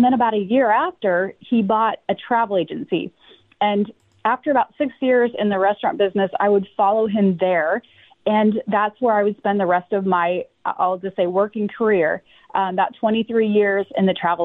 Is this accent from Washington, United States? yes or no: yes; Washington, United States; I grew up in Washington State